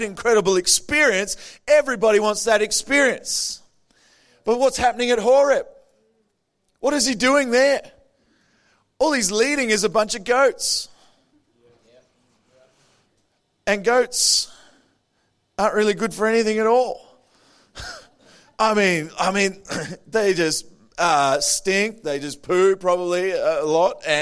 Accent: Adelaide, South Australia, Australia; I'm from Adelaide. I was born in Adelaide.

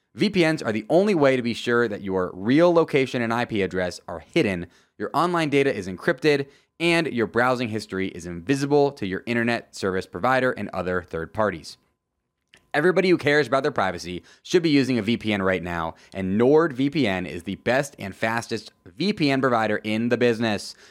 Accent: Tampa Bay area, Florida, United States; moved away; also born or lived in Wisconsin; I'm actually born and raised in Florida, the Tampa Bay area.

